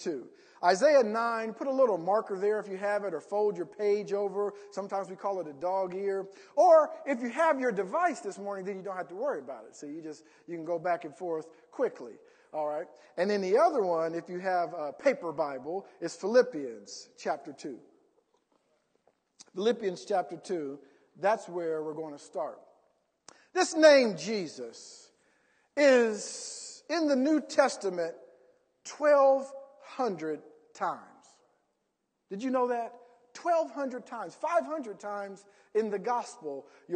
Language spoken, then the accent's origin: English; Columbus, Ohio, United States; now in Indiana, United States; growing up back in Columbus